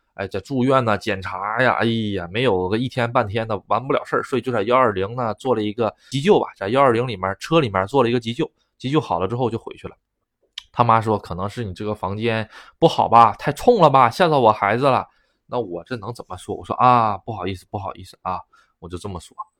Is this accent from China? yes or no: yes; China; now in Japan; 我是中国人